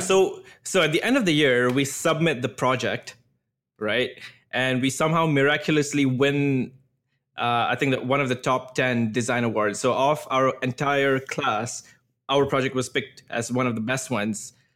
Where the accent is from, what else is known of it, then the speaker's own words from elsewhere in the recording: Singapore; moved away as an adult; now in Toronto, Canada; I grew up in Singapore, moved to Singapore when I was maybe, like, four or five years old.